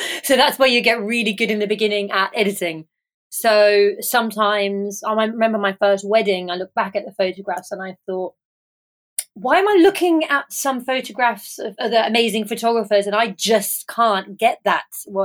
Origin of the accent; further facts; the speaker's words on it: England, United Kingdom; now in Ibiza, Spain; I am an English photographer living and based in Ibiza